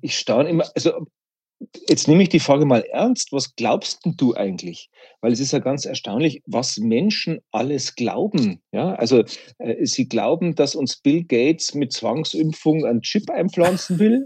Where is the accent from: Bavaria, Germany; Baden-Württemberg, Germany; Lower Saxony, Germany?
Bavaria, Germany; Ich bin in Bayern geboren und evangelisch